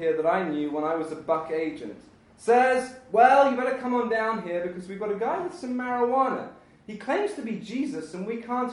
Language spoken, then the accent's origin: English; United Kingdom; moved away; I am British, so I do know what it's like to grow up in the dark